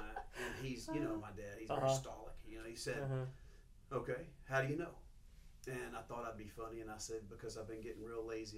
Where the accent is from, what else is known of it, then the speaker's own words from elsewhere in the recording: Monroe, Louisiana, United States; I was born here in Monroe, Louisiana. My dad pastored a church, Faith Tabernacle Assembly of God, for most of my childhood life. Grew up as a preacher's kid, grew up in the spotlight.